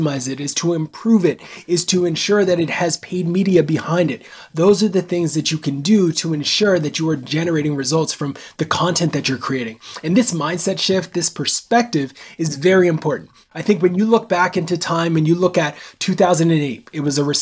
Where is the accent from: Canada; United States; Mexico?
Canada; Nova Scotia; I'm born and raised in Canada on the East Coast, a small place called Nova Scotia